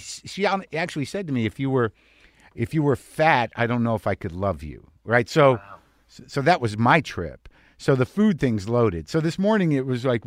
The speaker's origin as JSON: {"language": "English", "region": "New Mexico", "country": "United States", "tie": "born or raised there", "said": "I grew up in New Mexico. My family's from Jersey"}